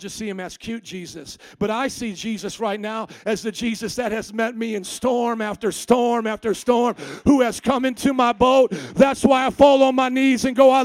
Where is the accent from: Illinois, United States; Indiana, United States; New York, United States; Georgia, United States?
Indiana, United States; I come from Indiana